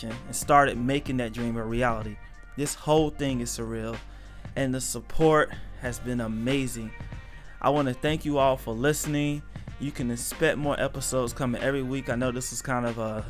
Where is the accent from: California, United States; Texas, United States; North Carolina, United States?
North Carolina, United States; also born or lived in Illinois; born in Illinois, moved to North Carolina when I was younger. I was mostly raised in a single parent home.